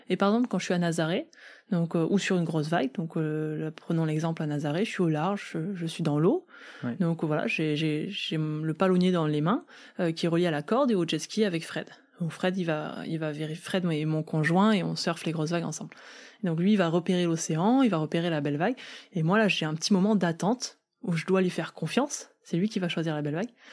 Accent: south-west France, France; je viens du sud-ouest de la France

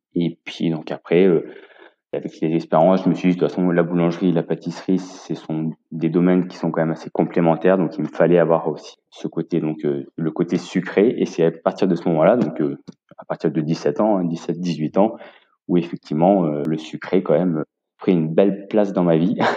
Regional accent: Grenoble, Auvergne-Rhône-Alpes, France; moved away as an adult; also born or lived in London; now in Yssingeaux, France; je suis originaire de Grenoble, où j'ai passé donc tout mon apprentissage

